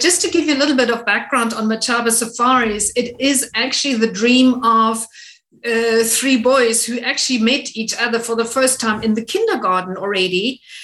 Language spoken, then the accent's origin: English; Namibia; it is my home country